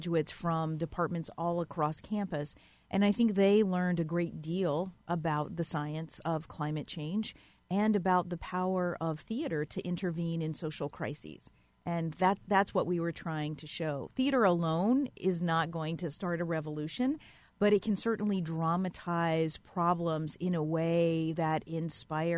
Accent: Louisiana, United States; now in Ithaca, United States; I grew up in Louisiana and I know a lot about hurricanes

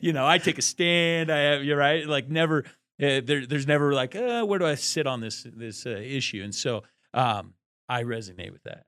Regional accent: Eastern Washington, United States; We're from Washington State

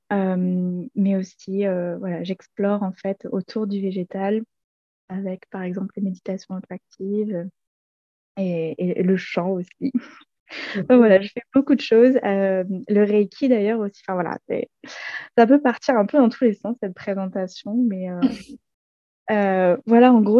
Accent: Montpellier, Occitania, France; moved away as an adult; now in Ardèche, France; 28 ans et actuellement je vis en Ardèche où je viens d'emménager. Avant ça, moi je suis née et j'ai grandi à Montpellier.

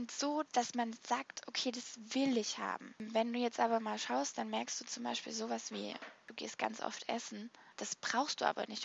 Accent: Baden-Württemberg, Germany; weil ich bin so ein kleiner Sparfuchs und ich bin halt auch Schwäbin

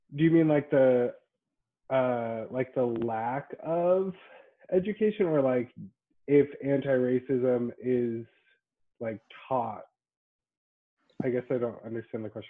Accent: Boise, Idaho, United States; I'm from Boise, uh, born and raised.

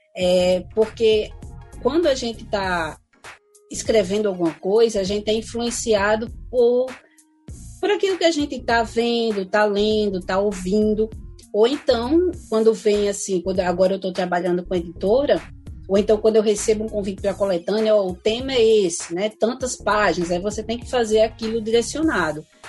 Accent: Brazil; a gente é brasileira mesmo

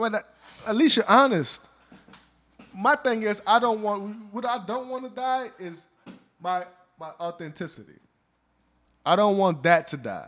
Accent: the South, United States; I'm from the South. We all kinda got com, conservative Republican values. That's just being growing up in the South

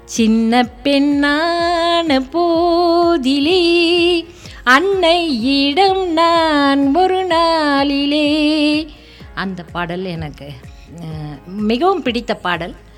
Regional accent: Esaiyanur, Tamil Nadu, India; moved away; also born or lived in Thiruninravur; என்னோட ஊர் வந்து வடார்காடு மாவட்டத்தில் எசையனூர் தான் சார் என்னோட சொந்த ஊர்

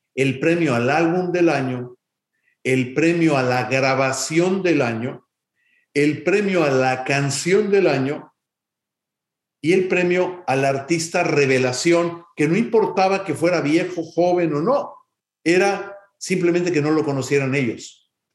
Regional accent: Mexico City, Mexico; now in United States; nací en Ciudad de México el 16 de septiembre de 1961, lo cual me hace un mexicanazo

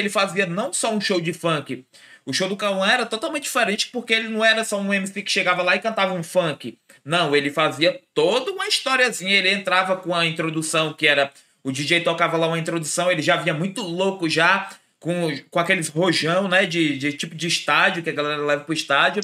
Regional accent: Ceará, Brazil; a gente é daqui do Ceará

